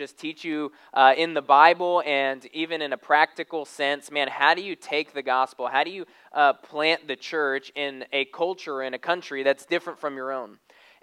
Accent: Arizona, United States; now in Texas, United States; I'm kind of a city boy. I grew up in Arizona. And so I remember when we moved to Texas

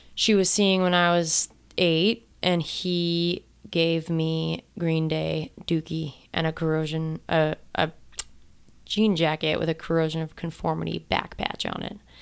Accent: Monument, Colorado, United States; I grew up in Monument, Colorado.

